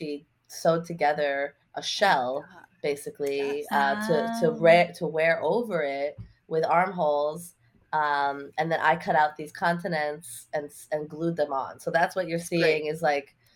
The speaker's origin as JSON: {"language": "English", "town": "New York City", "region": "New York", "country": "United States", "tie": "born or raised there", "said": "I grew up in Lower Manhattan"}